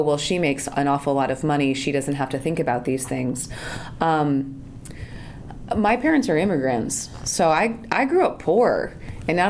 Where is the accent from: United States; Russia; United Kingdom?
United States; San Jose, California; I grew up in Silicon Valley, I grew up in San Jose